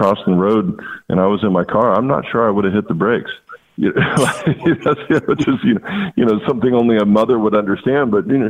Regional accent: Walla Walla, Washington, United States; It's just that I grew up in Walla Walla, went off and played ball, and then doubled back and came back home.

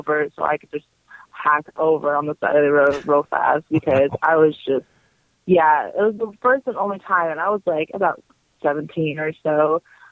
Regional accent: Arizona, United States; I'm from Arizona

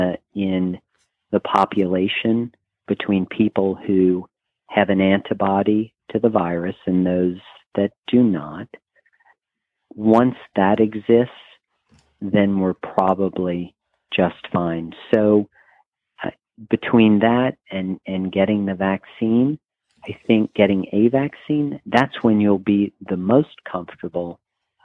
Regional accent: New Orleans, Louisiana, United States; moved away; I'm originally from New Orleans

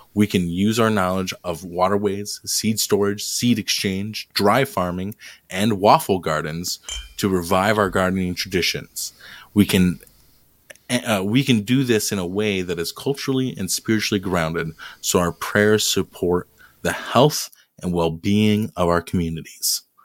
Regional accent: Colorado, United States; I was born in Colorado

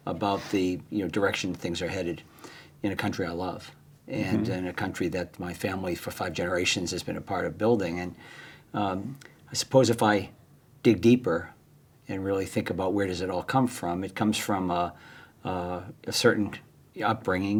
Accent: Boston, Massachusetts, United States; growing up in Boston, large Irish Catholic family, seven kids

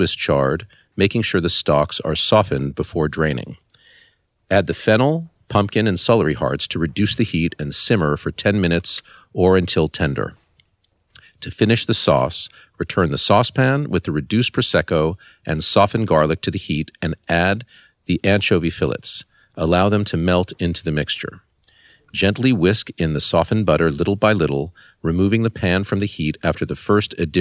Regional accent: Los Angeles, California, United States; moved away as an adult; I was born in Los Angeles, California, where I spent my first 18 years, really not leaving at all. And I grew up in the Beverly Hills part of Los Angeles

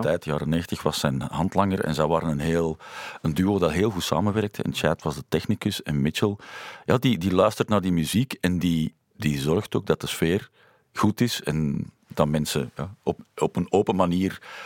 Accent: Lier, Flanders, Belgium; We zijn samen opgegroeid in Lier

